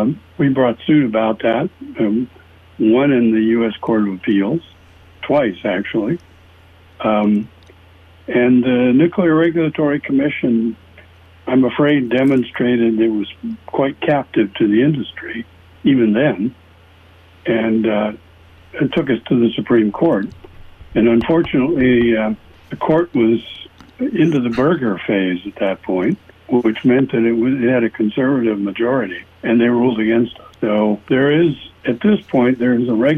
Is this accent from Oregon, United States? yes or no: yes; not far from Portland, Oregon, United States; moved away as an adult; also born or lived in the East (US); I grew up in Oregon, actually, not far from Portland, and still love the West, feel like a Westerner, but I've lived in the East for now more than 50 years